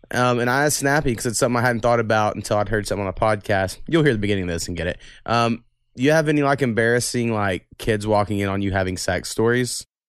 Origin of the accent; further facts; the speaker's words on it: Waurika, Oklahoma, United States; I'm from Warrica